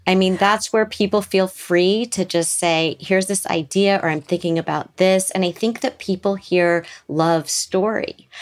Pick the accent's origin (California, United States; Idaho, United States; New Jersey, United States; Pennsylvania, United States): California, United States; Beverly Hills; grew up in Beverly Hills